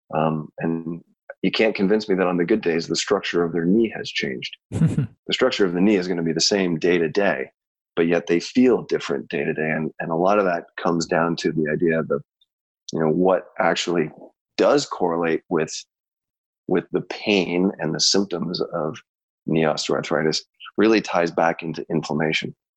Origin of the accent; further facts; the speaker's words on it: Canada; also born or lived in Chicago; I grew up in Canada